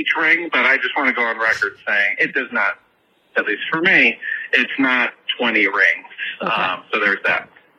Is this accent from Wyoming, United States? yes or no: no; Chicago, Illinois, United States; now in Dallas, United States; I'm from Chicago.